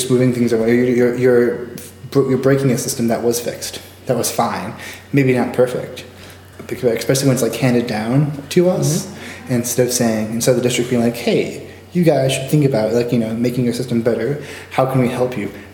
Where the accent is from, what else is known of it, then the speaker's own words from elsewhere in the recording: Chicago, Illinois, United States; also born or lived in Cedar Rapids, Iowa; I grew up UU. I grew up in Beverly Unitarian